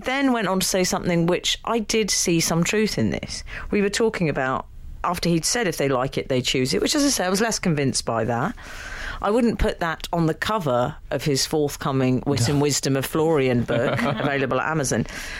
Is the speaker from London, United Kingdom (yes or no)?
no; Scotland, United Kingdom; I'm Scottish, so he's allowed to say that.